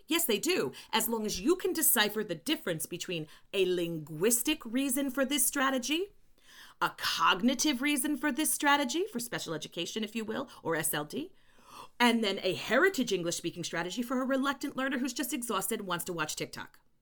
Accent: New York, United States; also born or lived in Chile; I just sound like I am 'cause I am a New Yorker

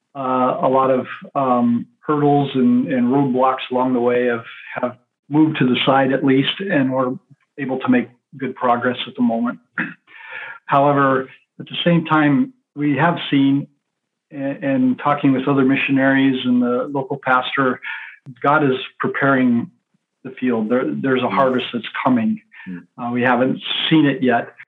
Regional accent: Central Oregon, United States; I grew up in Central Oregon, a big part of my life in Central Oregon

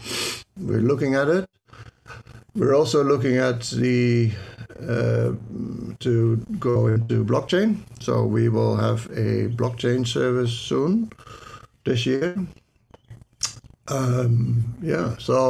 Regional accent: Netherlands; accent: Dutch; my Dutch accent

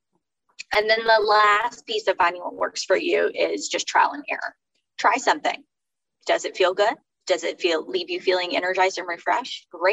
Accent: Fort Worth, Texas, United States; also born or lived in Houston area, Texas; now in Houston, United States; I'm from Fort Worth

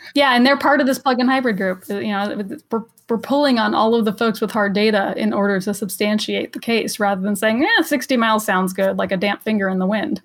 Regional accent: Los Angeles, California, United States; I'm from Los Angeles

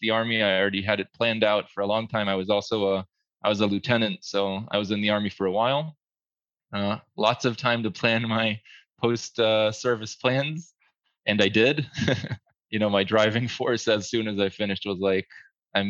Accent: New Jersey, United States; now in Israel; I grew up in New Jersey for a pretty long time

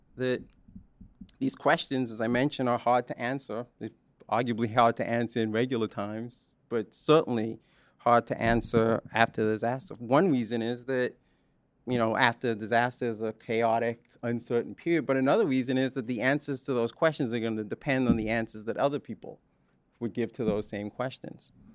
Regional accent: Bahamas; moved away; I'm a Bahamian, some of you know that. that I was born in the Bahamas

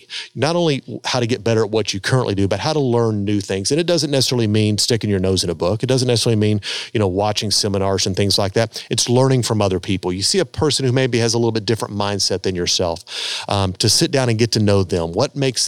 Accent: United States; growing up in America and kind of living the lifestyle we live here

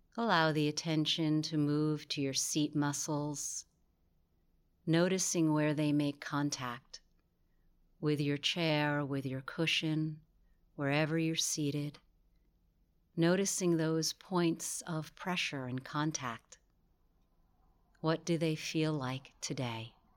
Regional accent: New York, United States; I'm from New York

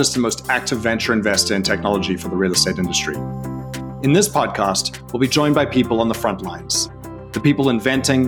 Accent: South Africa; I'm from South Africa

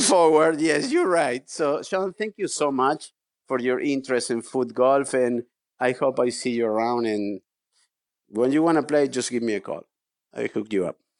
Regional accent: Argentina; moved away as an adult; also born or lived in California / San Diego County / Palm Springs; raised in Argentina, I spent half of my life, I'm fifty-five years old, I spent half of my life in Argentina, half of my life in California

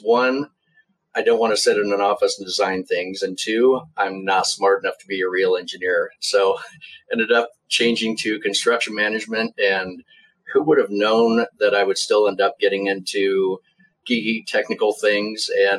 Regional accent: Kearney, Nebraska, United States; also born or lived in Lincoln, Nebraska; I grew up in South Central Nebraska, a town called Kearney, which, by most standards, not very big. By Nebraska standards, one of the bigger towns in the state. So grew up there

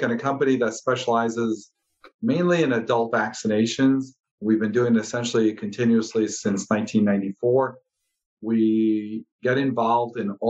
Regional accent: Chicago, Illinois, United States; moved away as an adult; also born or lived in Ohio / California; now in Southern Nevada, United States; I grew up in the Midwest in Chicago

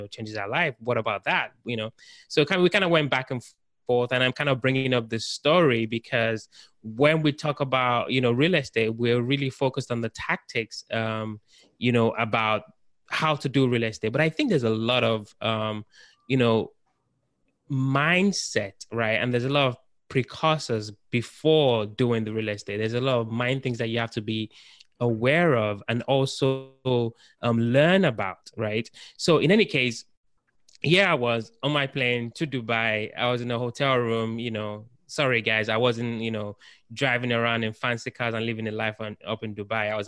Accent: United Kingdom; moved away as an adult; now in United States; I'm actually from the United Kingdom. So I've been in the United States for about 4 or 5 years

